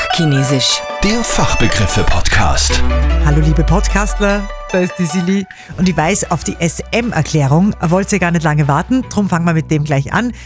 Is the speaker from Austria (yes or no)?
yes; Upper Austria, Austria; bei uns in Oberösterreich